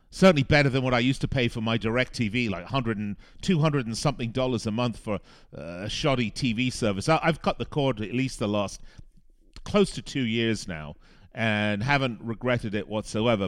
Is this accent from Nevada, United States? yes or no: yes; Las Vegas, Nevada, United States; my hometown of Las Vegas